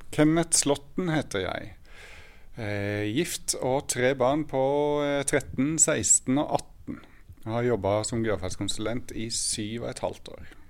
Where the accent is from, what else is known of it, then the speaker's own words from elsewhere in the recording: Sørlandet, Norway; now in Oslo, Norway; født og oppvokst på Sørlandet